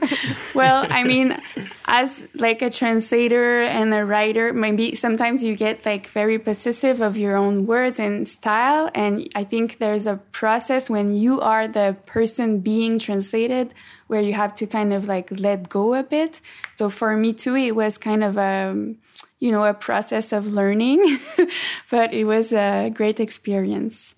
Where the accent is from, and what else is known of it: Quebec, Canada; first language French; English is a second language